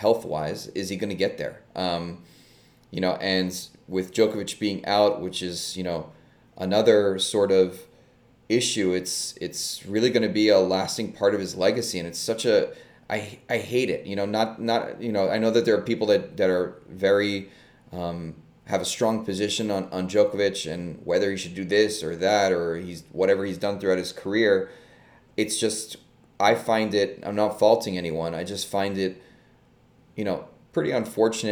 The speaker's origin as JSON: {"language": "English", "town": "New York City", "region": "New York", "country": "United States", "said": "I'm a New Yorker"}